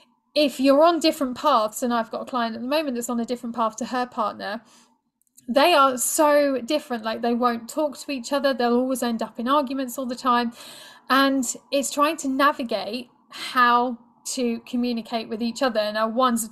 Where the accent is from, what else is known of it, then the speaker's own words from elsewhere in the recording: United Kingdom; being British